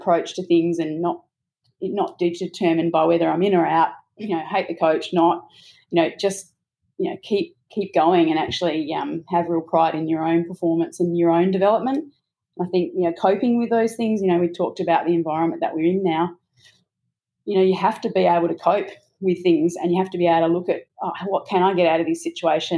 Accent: Australia; I think as an Australian

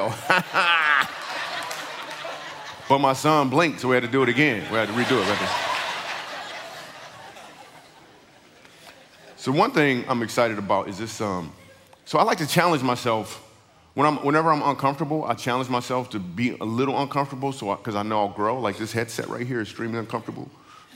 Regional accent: Michigan, United States; I grew up in Michigan

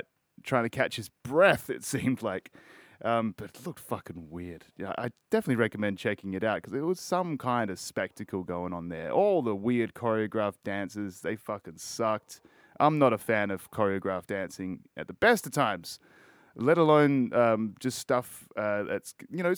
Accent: Australia; I'm Australian

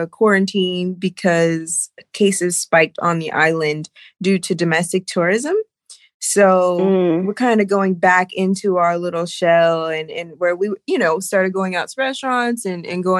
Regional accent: Sacramento, California, United States; moved away as an adult; also born or lived in Los Angeles, California; now in Bali, Indonesia; I was born and raised in Northern California, Sacramento Bay Area, and I lived in LA for 10 years and I'm living in Bali now

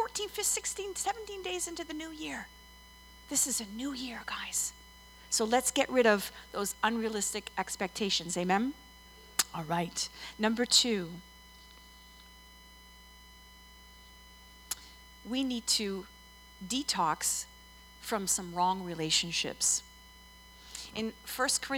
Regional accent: Montreal, Quebec, Canada; moved away; I'm originally from Montreal

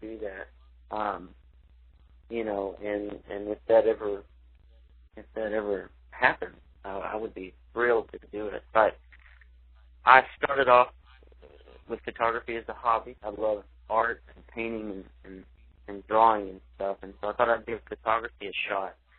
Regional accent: Weatherford, Texas, United States; I grew up in Weatherford, Texas, half an hour west of Fort Worth

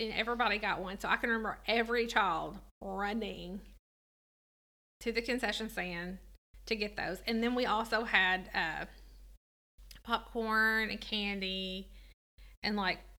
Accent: United States; I'm from Hancock County, which is in the middle of nowhere.

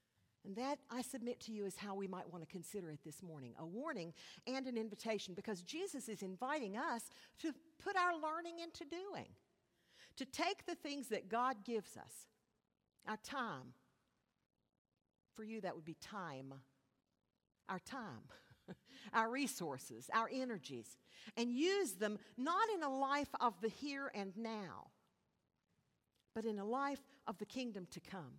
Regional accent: West Virginia, United States; I'm from West Virginia

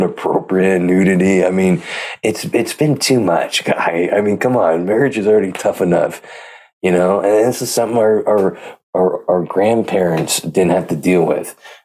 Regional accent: Pleasanton, California, United States; I'm from Pleasanton

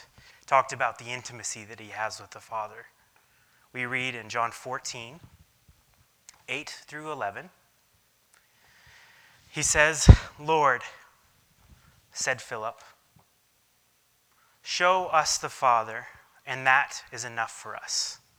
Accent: Jordan; When I grew up in Jordan, I have this memory of looking out the back window of our house and then seeing two or three shepherds standing next to each other

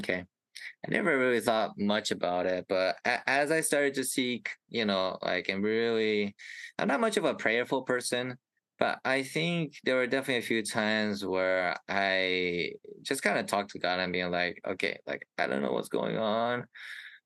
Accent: Indiana, United States; I am from Indiana, a cute little Midwest state in the U.S.

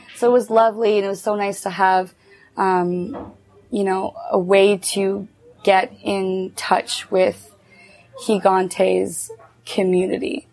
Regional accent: Cornwall, Ontario, Canada; moved away; I'm between Montreal and Ottawa

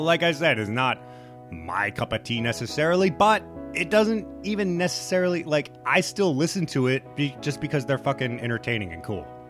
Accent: Nebraska, United States; moved away; growing up in Nebraska

